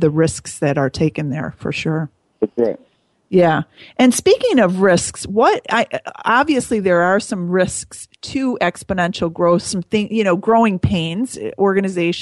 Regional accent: Chicago, Illinois, United States; growing up in the Chicago area

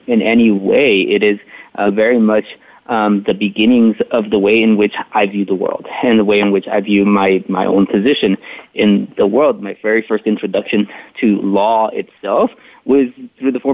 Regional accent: McAllen, Texas, United States; I was born and raised in McAllen, Texas, which is a city about 7 miles north of the Rio Grande River.

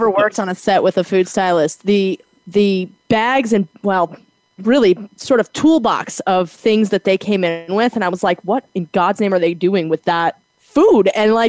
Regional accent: Wyoming, United States; I grew up in Wyoming and, you know, played outdoors a lot.

